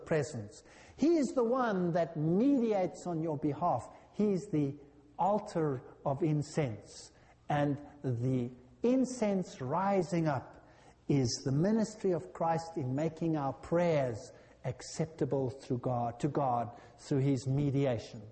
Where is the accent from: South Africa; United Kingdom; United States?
South Africa; I come from South Africa, our houses are like jails.